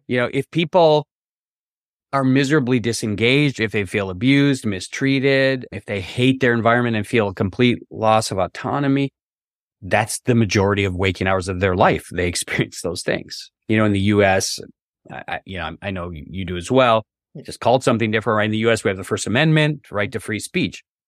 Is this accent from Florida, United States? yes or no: no; Wisconsin, United States; also born or lived in Massachusetts / New York / Minnesota; now in Charlottesville, United States; I grew up in Wisconsin, way up in the north in the U S